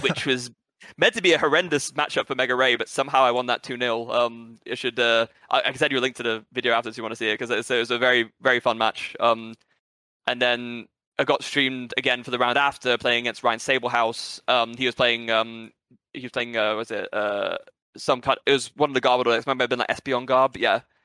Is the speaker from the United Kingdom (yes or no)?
yes; England, United Kingdom; also born or lived in Brazil; by birth, I'm British and Brazilian